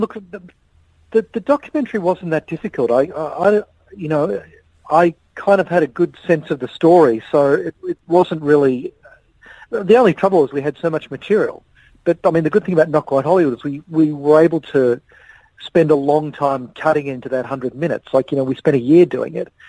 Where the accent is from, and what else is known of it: Melbourne, Victoria, Australia; born or raised there